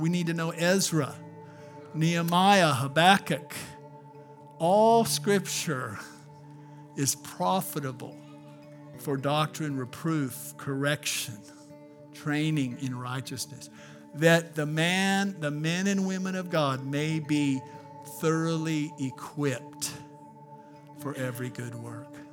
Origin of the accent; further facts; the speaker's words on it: Albuquerque, New Mexico, United States; I grew up in Albuquerque, New Mexico